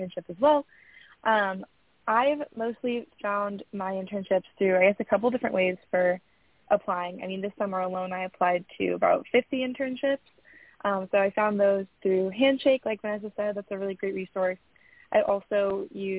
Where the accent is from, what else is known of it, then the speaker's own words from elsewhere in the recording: San Diego, California, United States; I'm from San Diego